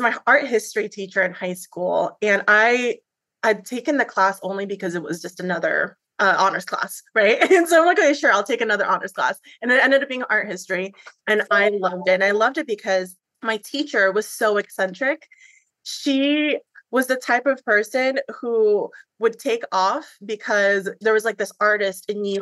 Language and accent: English; Philippines; moved away; I'm an immigrant from the Philippines.